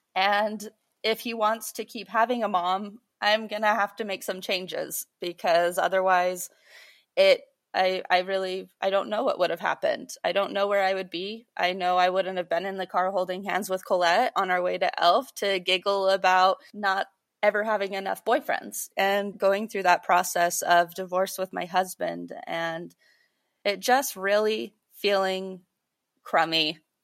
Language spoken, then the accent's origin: English; Utah, United States; also born or lived in Idaho; I grew up a lot in Utah and Idaho